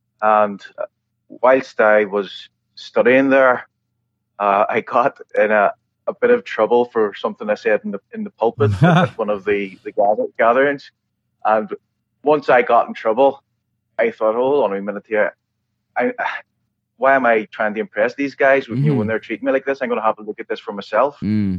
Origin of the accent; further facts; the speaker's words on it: Northern Ireland, United Kingdom; raised in the Church of the Nazarene, which is an American church, but in Northern Ireland, obviously.